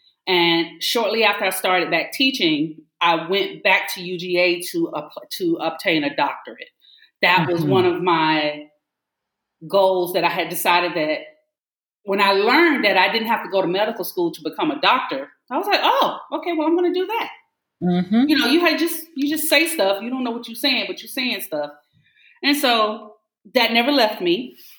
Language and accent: English; the South, United States; And my Southern upbringing is always there. I always tell my students, I said, now, look, I'm from the South, Southern U.S. I don't know what you know about the dirty South, but this is how we talk.